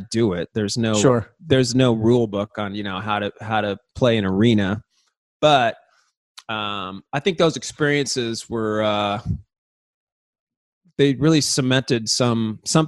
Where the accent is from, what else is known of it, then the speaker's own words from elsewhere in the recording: San Diego, California, United States; growing up in San Diego, the part of the city that I grew up in was kind of like out in the sticks